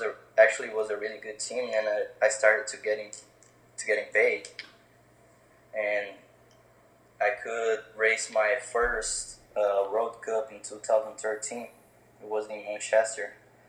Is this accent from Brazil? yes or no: yes; Brazil; born or raised there; English is a second language; moved away as an adult; now in Florida, United States